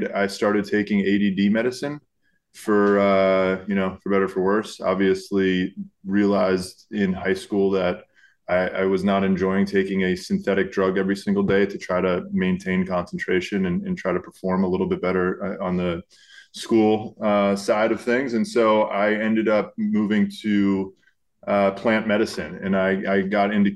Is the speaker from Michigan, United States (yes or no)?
no; Miami, Florida, United States; moved away as an adult; also born or lived in Boulder, Colorado / Los Angeles, California; born and raised in Miami. So South Florida is where it all started. 18 years there